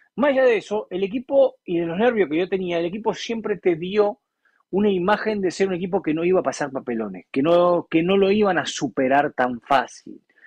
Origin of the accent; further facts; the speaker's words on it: Argentina; El pueblo argentino es un pueblo que eh, tenemos muchas cosas buenas y muchas cosas malas